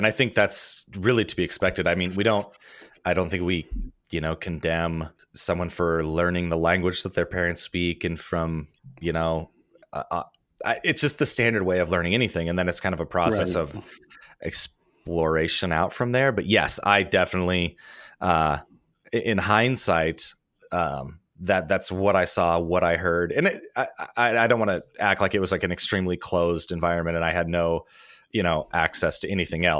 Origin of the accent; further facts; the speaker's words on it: Lincoln, Nebraska, United States; it starts with growing up in Nebraska and kind of going to an evangelical church and the sort of the direct connection of being a evangelical and being a Republican.